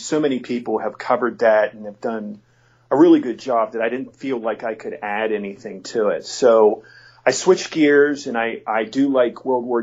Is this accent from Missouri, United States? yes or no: no; near Penn State, Pennsylvania, United States; Penn State because it's pretty close by my hometown